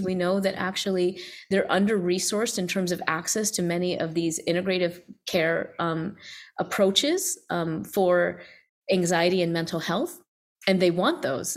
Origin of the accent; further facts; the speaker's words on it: the South, United States; growing up as an Indian American, you know, first generation in the South